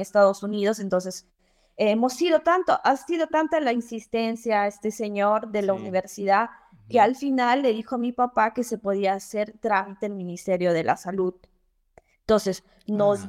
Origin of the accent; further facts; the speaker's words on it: Cobamba, Junín, Peru; moved away as an adult; also born or lived in Lima, Peru; now in Florence, Italy; soy de un pequeño pueblito, un pequeño pueblo en, de Tarma que se llama Cobamba.